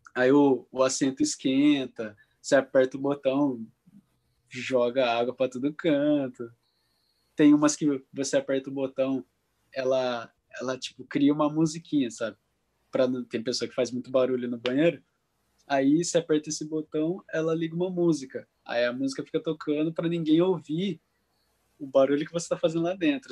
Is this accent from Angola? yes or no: no; interior of São Paulo, Brazil; moved away as an adult; now in Japan; a gente é do interior de São Paulo, não é acostumado com frio